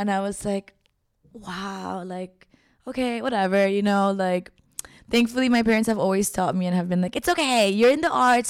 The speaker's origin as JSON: {"language": "English", "town": "Caracas", "region": "Capital District", "country": "Venezuela", "tie": "born there", "also_born_or_lived": "Miami, United States", "said": "No, but yeah, I was born in Caracas. My parents are actually both artists. My dad is a director, TV, and my mom's an actor."}